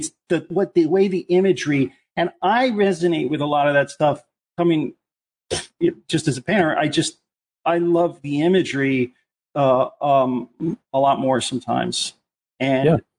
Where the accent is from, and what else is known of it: Philadelphia, Pennsylvania, United States